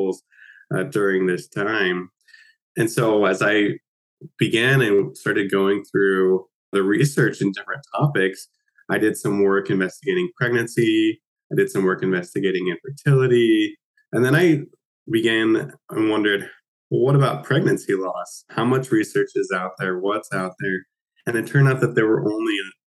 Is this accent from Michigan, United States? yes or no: no; Utah, United States; moved away as an adult; also born or lived in Nova Scotia; now in Halifax, Canada; I am actually from Utah. In the United States originally.